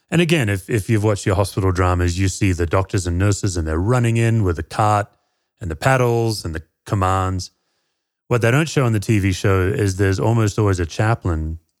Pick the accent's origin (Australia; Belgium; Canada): Australia; Perth, Western Australia; moved away as an adult; also born or lived in Tennessee, United States; now in Colorado, United States; Yeah, I grew up in Perth, Western Australia.